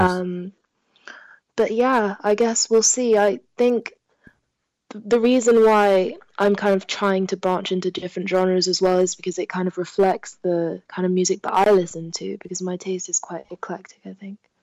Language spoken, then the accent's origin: English; London, United Kingdom; first language French; English is a second language; I'm born and bred in London